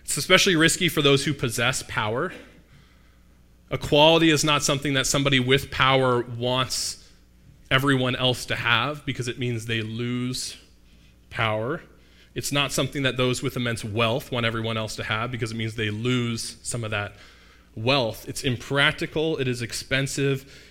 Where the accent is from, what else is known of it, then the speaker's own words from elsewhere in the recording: Mississauga, Ontario, Canada; I happen to be from Mississauga. Not that exotic. There's a lot of, um, cultural representation where I grew up in Mississauga, but I grew up here